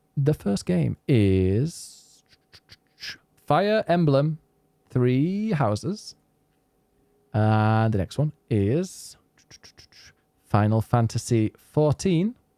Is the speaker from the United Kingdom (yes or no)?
yes; England, United Kingdom; moved away; Now, I am from England. I don't live in England, but I am English